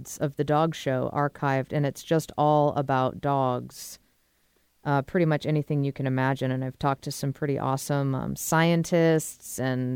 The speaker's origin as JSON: {"language": "English", "area": "outside of Boston", "region": "Massachusetts", "country": "United States", "tie": "born or raised there", "said": "I grew up outside of Boston."}